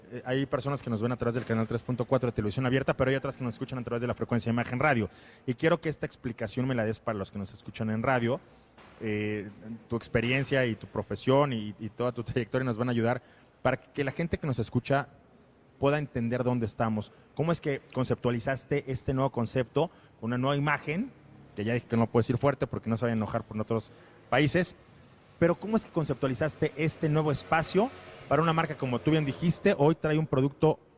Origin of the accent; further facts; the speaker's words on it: Mexico; la verdad es que yo soy muy mexicano